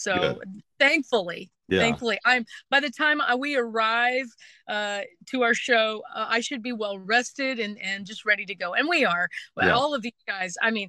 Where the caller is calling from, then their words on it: Nashville, Tennessee, United States; Well, I'm calling from Nashville, Tennessee today before we get aboard our Bluegrass Express and head back out on the road.